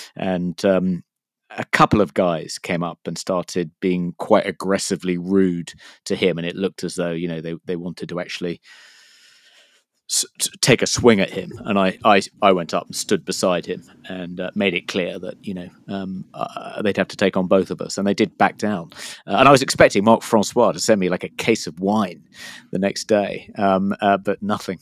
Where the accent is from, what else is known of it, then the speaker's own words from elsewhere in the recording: United Kingdom; I'm a Brit